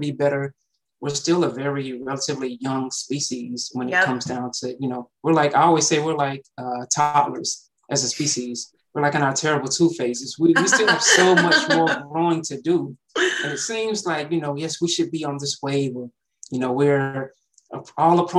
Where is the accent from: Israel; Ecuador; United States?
United States; East Point, Georgia; I grew up in the south side of Atlanta. So East Point specifically is close to the airport down here